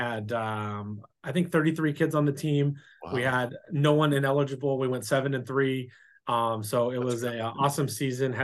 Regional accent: San Diego, California, United States; also born or lived in Las Vegas / Santee / Lakeside; I was born here in San Diego

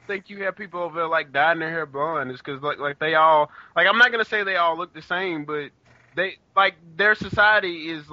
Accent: United States; I'm American.

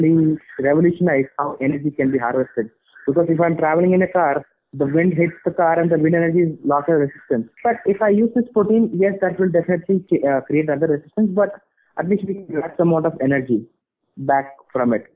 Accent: India; also born or lived in Boston; now in Hyderabad, India; being an Indian

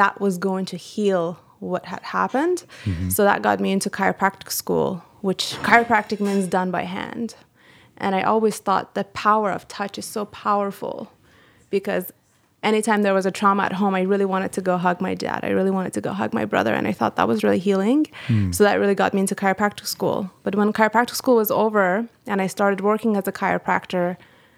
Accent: Iran; moved away; I am from Iran

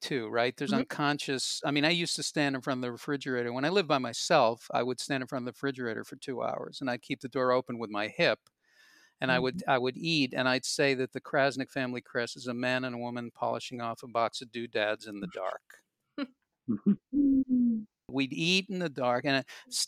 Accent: United States; I'm proud American

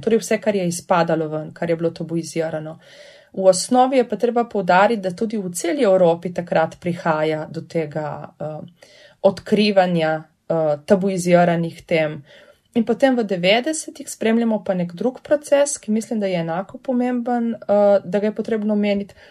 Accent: Primorska, Goriška, Slovenia; prihajam iz Primorske, torej iz Goriške, kjer je vseeno ta pripoved bila del moje identitete od zgodnega otroštva

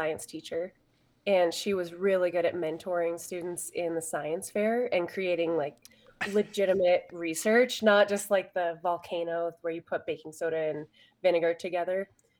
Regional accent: Pinedale, Wyoming, United States; the ski area that we grew up skiing at in Pinedale, Wyoming.

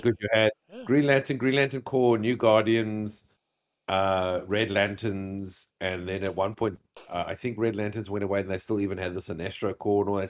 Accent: South Africa; I'm South African

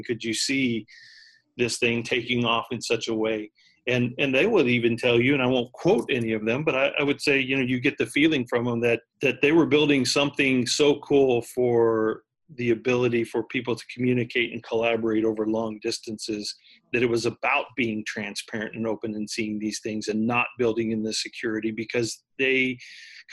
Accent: Texas, United States; I grew up in Texas, so it's kind of like the Texas weather

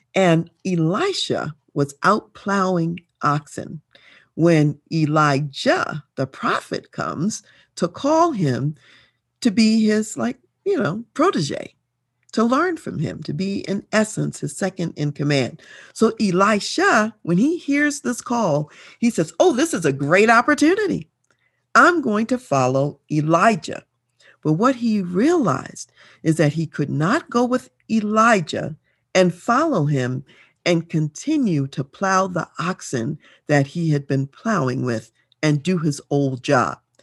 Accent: Colorado, United States; though I'm from Colorado, I'm here in Colorado

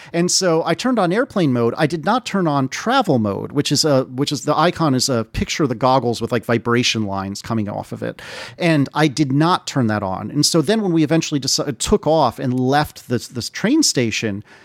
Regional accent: United States; being an American

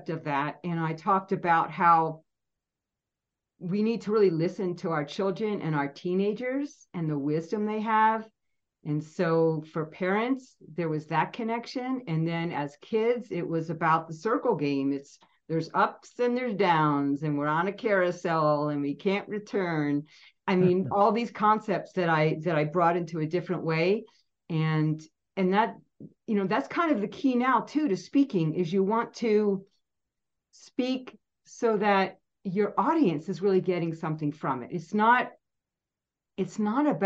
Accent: Pennsylvania, United States; I grew up in Pennsylvania and we were 3.5 hours from New York City.

